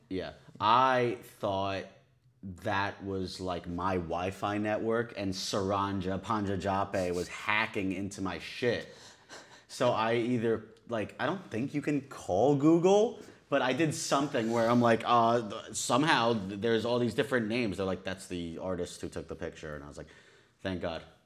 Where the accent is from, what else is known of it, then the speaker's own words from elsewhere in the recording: Long Island, New York, United States; I'm from Long Island